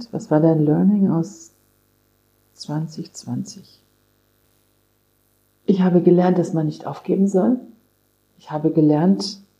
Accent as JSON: {"language": "German", "town": "Kassel", "region": "Hesse", "country": "Germany", "tie": "born or raised there", "said": "Ich habe entdeckt, wie schön meine Heimat ist, Nordhessen. Ich bin ja in Kassel geboren"}